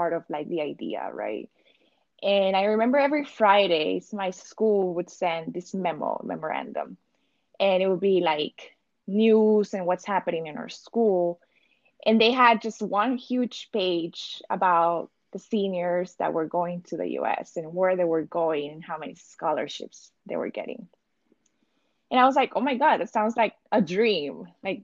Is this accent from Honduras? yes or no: yes; Tegucigalpa, Francisco Morazán, Honduras; moved away as an adult; now in United States; I went to a bilingual private school back in Tegucigalpa. That's my hometown